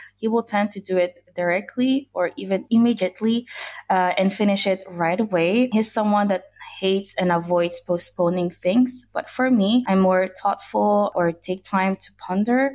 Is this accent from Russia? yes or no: no; Brussels, Brussels-Capital Region, Belgium; I grew up in the capital city of Brussels, Belgium.